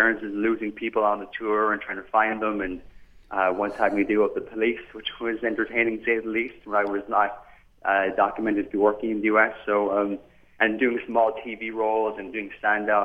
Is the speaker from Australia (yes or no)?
no; Canada; also born or lived in County Cork, Ireland / United States; I was born in the fine county of Cork, and I grew up here in Canada.